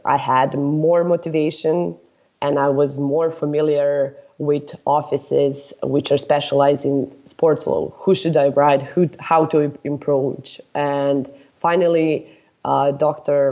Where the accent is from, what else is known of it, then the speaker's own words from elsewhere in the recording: Serbia; I'm from Serbia